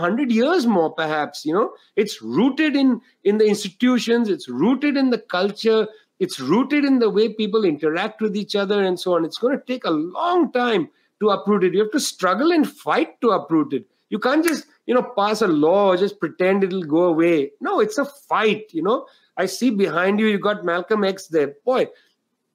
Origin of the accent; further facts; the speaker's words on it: India; I grew up in India